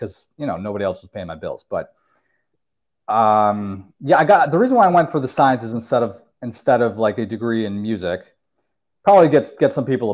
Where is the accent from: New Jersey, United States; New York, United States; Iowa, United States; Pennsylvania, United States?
New York, United States; upstate; In upstate New York, in the suburbs